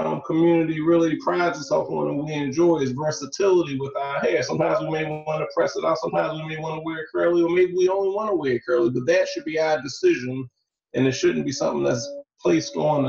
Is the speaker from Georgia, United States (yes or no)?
no; Baltimore, Maryland, United States; we're from Baltimore too.